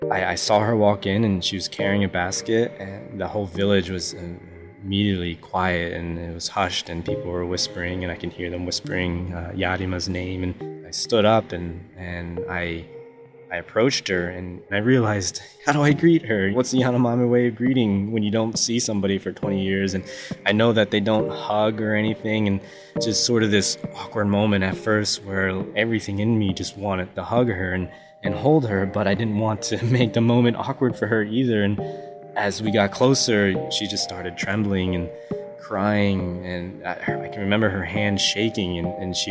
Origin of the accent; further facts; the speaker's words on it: United States; I grew up in America